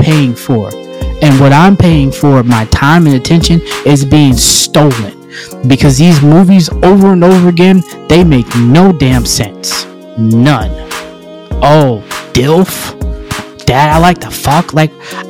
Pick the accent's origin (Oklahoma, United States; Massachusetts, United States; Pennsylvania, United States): Pennsylvania, United States; Monessen, Donora and Greensburg; I grew up in Manassas, Pennsylvania. I grew up in Denora, Pennsylvania. I grew up in Greensburg, Pennsylvania